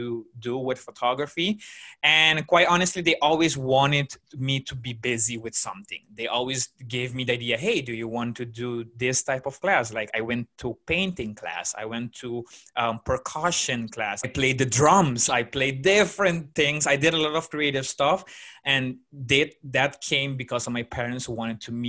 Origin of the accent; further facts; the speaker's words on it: Aruba; I grew up in Aruba